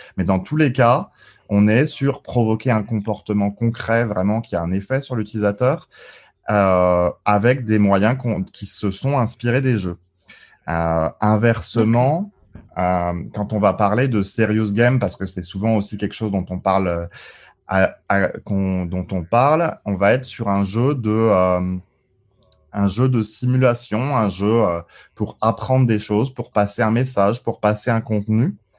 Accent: Colmar, Grand Est, France; moved away; also born or lived in Île-de-France; j'ai mis alsacien aussi, parce que je suis né à, à Colmar, entre autres. Et puis euh, mes parents vivent toujours en Alsace du côté de Strasbourg.

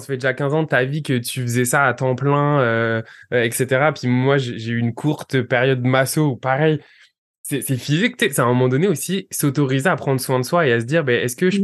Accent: France; moved away; tous les deux, on vient de France

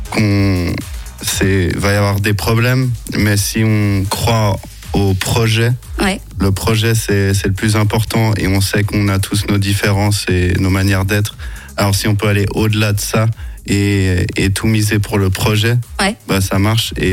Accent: Geneva, Switzerland; first language English; French is a second language; On est de Genève les trois à la base.

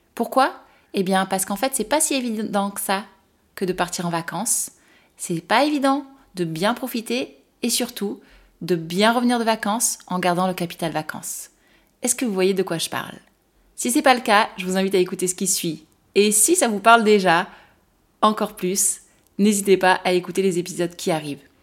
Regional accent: France; en tant que Française

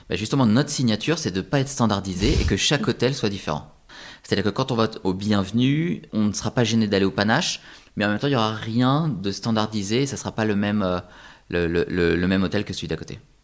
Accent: France; c'est chez nous, en France

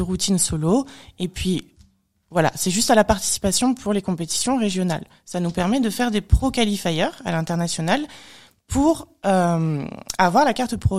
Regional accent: France; Je suis née en France

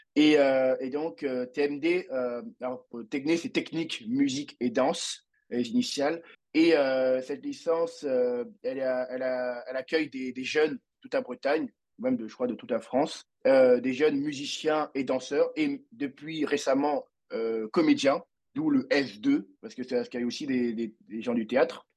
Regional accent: Abidjan, Côte d’Ivoire; also born or lived in Paris; je viens de Côte d'Ivoire à Abidjan

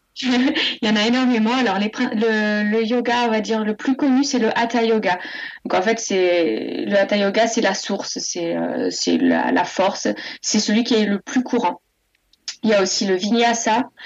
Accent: Montluçon, Auvergne-Rhône-Alpes, France; moved away as an adult; now in Pignan, France; Je suis née en Auvergne à Moulusson et, j'ai grandi en Auvergne jusqu'à mes 20 ans

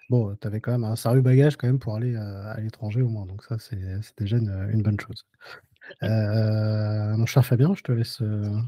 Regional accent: Grenoble, Auvergne-Rhône-Alpes, France; moved away as an adult; also born or lived in Lyon / China; now in New York, United States; Je suis né à Lyon, mais j'ai grandi à Grenoble.

